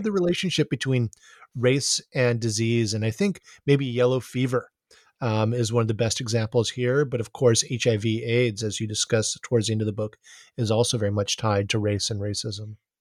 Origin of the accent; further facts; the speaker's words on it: Honolulu, Hawaii, United States; growing up in Honolulu